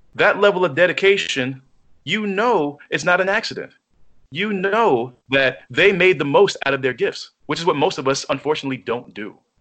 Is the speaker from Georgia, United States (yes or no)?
no; New York, United States; as a New Yorker